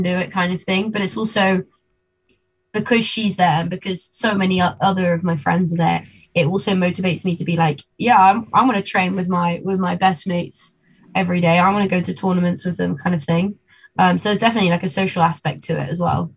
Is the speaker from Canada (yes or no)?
no; London, United Kingdom; also born or lived in Argentina; now in Birmingham, United Kingdom; London is my hometown